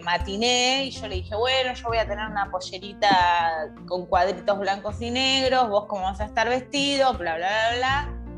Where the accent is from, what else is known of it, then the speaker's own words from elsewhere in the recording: Argentina; yo me encuentro en Argentina, pues soy argentina, volví a Argentina a vivir